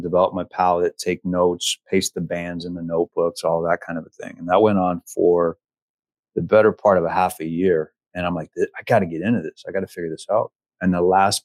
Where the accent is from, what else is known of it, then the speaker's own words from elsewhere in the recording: San Francisco, California, United States; also born or lived in Los Angeles, California; now in Nashville, United States; I was born and raised in San Francisco, moved to LA when I was 17 to go to college, stayed there for a dozen years